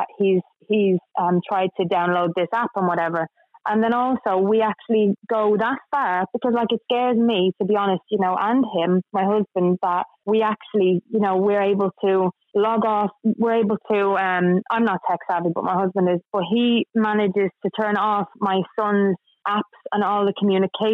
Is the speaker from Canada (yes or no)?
no; Dublin, Leinster, Ireland; now in United Kingdom; I'm from Dublin.